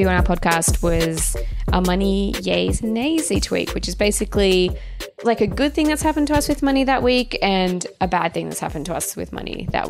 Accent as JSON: {"language": "English", "town": "Canberra", "region": "Australian Capital Territory", "country": "Australia", "moved": "yes", "lives_now": "Sydney, Australia", "said": "Just because I'm from Canberra doesn't mean I'm destitute."}